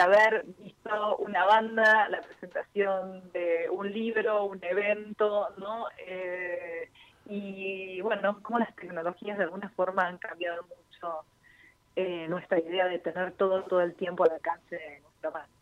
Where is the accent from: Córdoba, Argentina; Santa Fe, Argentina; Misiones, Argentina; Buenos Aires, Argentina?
Buenos Aires, Argentina; from; Como argentinos y como bonaerenses